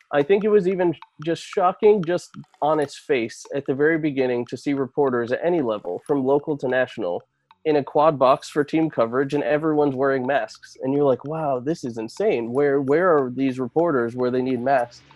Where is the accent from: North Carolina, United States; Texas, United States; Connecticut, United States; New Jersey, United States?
Connecticut, United States; Fox 61, my hometown station